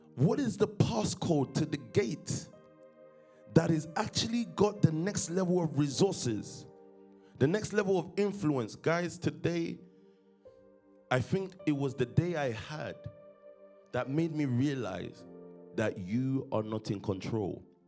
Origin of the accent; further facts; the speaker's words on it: London, United Kingdom; from Stockwell, born in London, um, 1990.